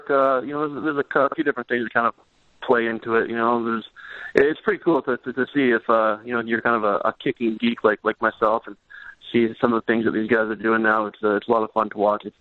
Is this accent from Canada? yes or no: yes; Regina, Saskatchewan, Canada; moved away; So we grew up, uh, growing up in Regina